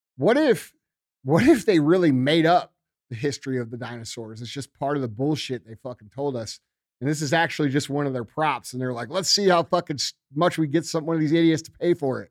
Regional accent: Missouri, United States; I'm from Missouri

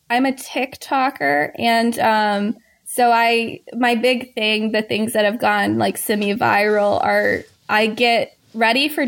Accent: the South, United States; accent: Southern; they thought that my southern accent was more um, like rougher around the edges.

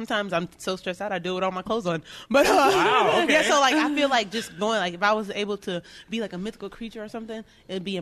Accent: Texas, United States; now in Tacoma, United States; I'm from Texas, so back home dogs are like on chains

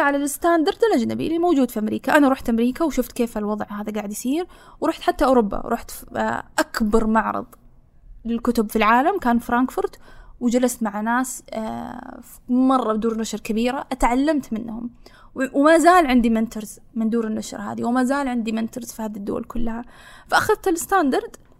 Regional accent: Saudi Arabia; أنا مو كبنت كسعوديه

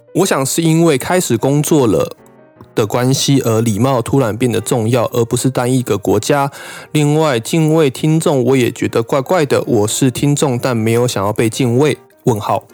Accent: Taiwan; moved away as an adult; now in Japan; 我老家附近的土地公哎。跟我从小拜拜拜到大的关公庙

